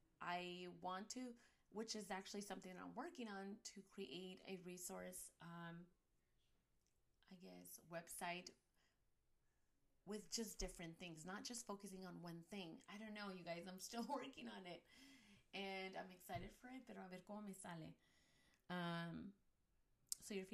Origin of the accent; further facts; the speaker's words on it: United States; as Chicana and Latina moms